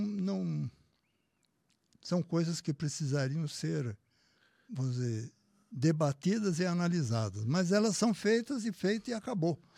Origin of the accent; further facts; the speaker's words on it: Brazil; que sou brasileiro